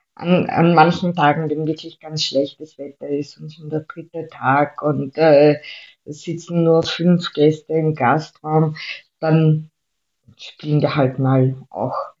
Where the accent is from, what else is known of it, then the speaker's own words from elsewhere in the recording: Vienna, Austria; also born or lived in Styria; ich bin ja Wienerin